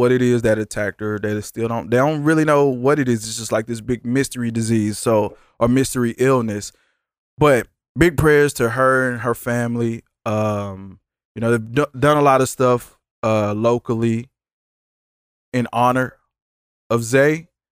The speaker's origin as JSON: {"language": "English", "town": "Dallas", "region": "Texas", "country": "United States", "said": "I'm from South side of Dallas, Texas"}